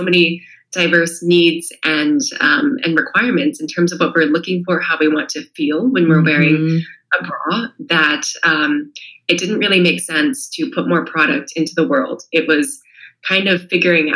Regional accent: California, United States; born or raised there; moved away as an adult; also born or lived in China; now in Italy

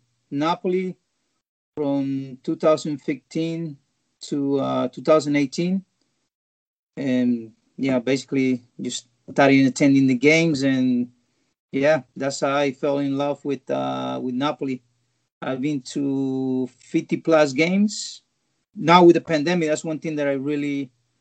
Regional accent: Colombia; first language Spanish; English is a second language; moved away; also born or lived in Germany; being born and raised in Colombia

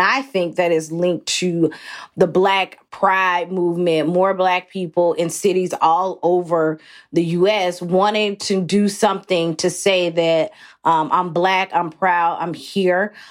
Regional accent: Athens, Georgia, United States; moved away as an adult; also born or lived in New York City; I grew up in Athens, Georgia, which is about sixty miles north of Atlanta

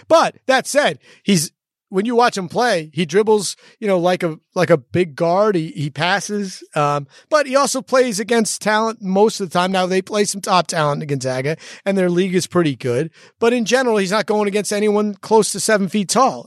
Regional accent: New York, United States; as a New Yorker

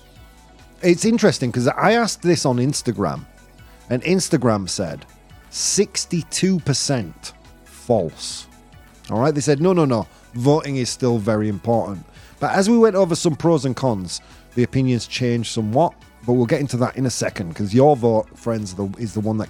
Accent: United Kingdom; now in Madrid, Spain; I am British. I hold a British passport, but I am European. My mum's Italian. My dad was Polish. I live in Spain

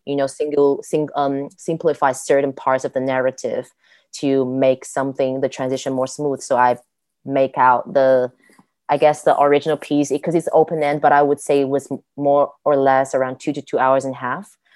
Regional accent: Guiyang, Guizhou, China; moved away as an adult; now in Germany; at my first 18 years, almost every day I spent in my hometown Guiyang

